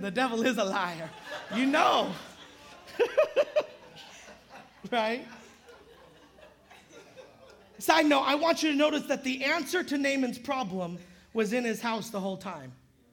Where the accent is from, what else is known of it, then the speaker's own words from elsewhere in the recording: Modesto, California, United States; now in San Jose, United States; especially living in San Jose. It takes forever to do anything in San Jose. I'm from Modesto